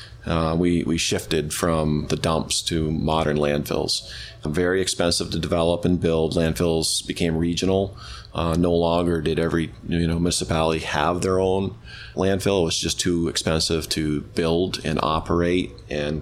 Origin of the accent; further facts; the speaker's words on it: Rockingham, Vermont, United States; I grew up in Rockingham, Vermont, and we had a landfill in Rockingham